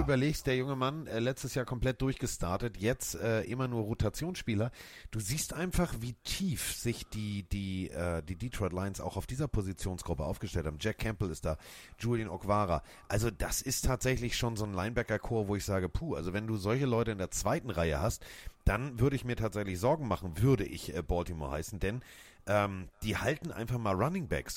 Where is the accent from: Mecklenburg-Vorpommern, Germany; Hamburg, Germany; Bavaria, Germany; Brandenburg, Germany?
Hamburg, Germany; als Hamburger